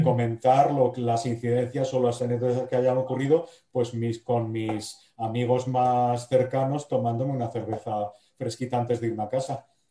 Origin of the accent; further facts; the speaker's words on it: Salamanca, Castile and León, Spain; moved away as an adult; now in Madrid, Spain; yo no soy de Bilbao, pero soy de Salamanca, que es casi lo mismo.